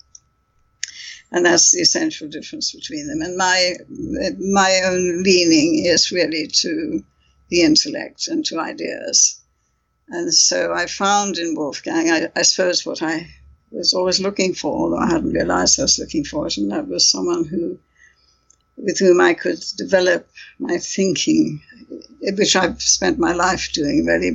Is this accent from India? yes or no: yes; India; moved away; also born or lived in United Kingdom; I come from India, so I was fluent in Hindi at one time